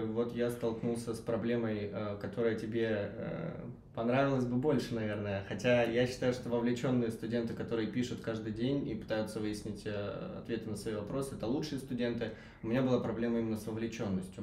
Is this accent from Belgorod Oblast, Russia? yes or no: yes; Belgorod, Belgorod Oblast, Russia; moved away; я сам из Белгорода, который, собственно, к Воронежу не так уж и далеко